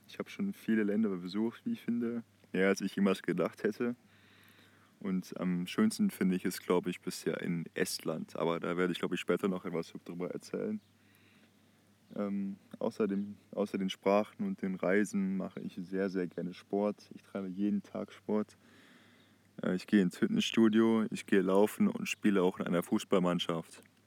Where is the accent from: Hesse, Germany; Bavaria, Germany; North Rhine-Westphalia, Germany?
North Rhine-Westphalia, Germany; Heinsberg; Ich komme aus der Stadt Heinsberg, äh, ziemlich im Westen von Deutschland